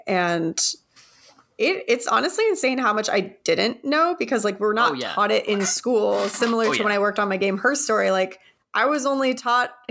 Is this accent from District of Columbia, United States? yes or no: no; Arizona, United States; I grew up in Arizona